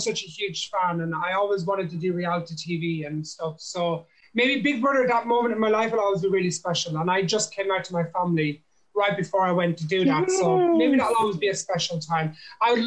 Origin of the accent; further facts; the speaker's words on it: Ireland; I grew up in, I'm from an Irish traveler, like gypsy background. So that's like my ethnical background, if you know what I mean. So I'm an Irish man